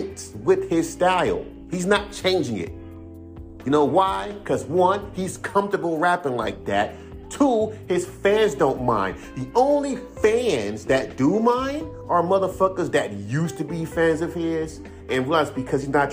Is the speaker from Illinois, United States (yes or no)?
no; Inglewood, California, United States; I'm from Inglewood, California